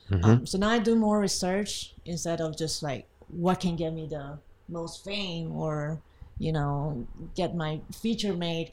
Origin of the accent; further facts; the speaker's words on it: Taiwan; moved away as an adult; now in Los Angeles, United States; So I was from Taiwan. I moved to LA 5 years ago.